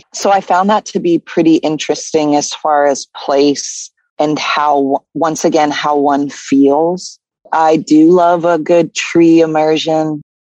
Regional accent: Claremont, New Hampshire, United States; born there; Where I was born in Claremont, New Hampshire, right in the center of town, you have a river that flows down from what New Hampshire calls the White Mountain.

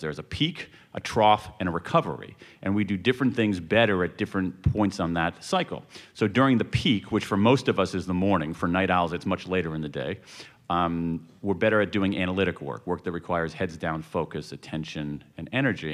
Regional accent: American Midwest, United States; I grew up in the American Midwest when the Rust Belt was rusting

